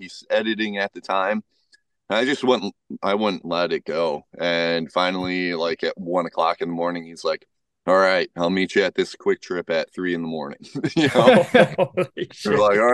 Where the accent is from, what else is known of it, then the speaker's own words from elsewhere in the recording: Madison, Wisconsin, United States; moved away as an adult; now in northern Wisconsin, United States; growing up in Madison, you always had friends to do stuff